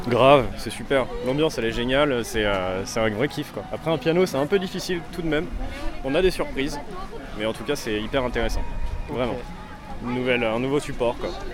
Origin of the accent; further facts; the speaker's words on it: Vitry, France; Je suis de Vitry